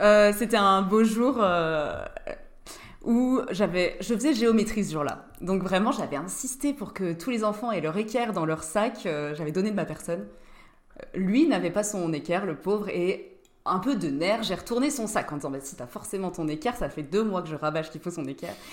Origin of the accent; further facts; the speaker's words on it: Nancy, Grand Est, France; on est tous de Nancy au départ. On était dans la même classe en terminale